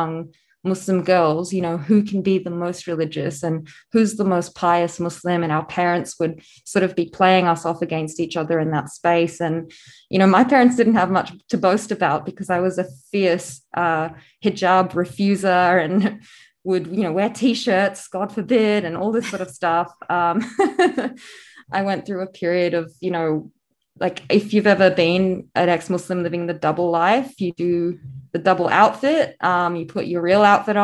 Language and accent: English; Australia; also born or lived in South Africa / New Zealand; we moved to Australia, where I've spent most of my life